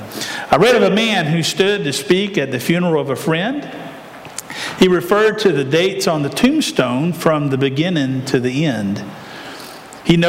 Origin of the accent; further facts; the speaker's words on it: Aiken, South Carolina, United States; I grew up in Aiken, South Carolina, at Millbrook Baptist Church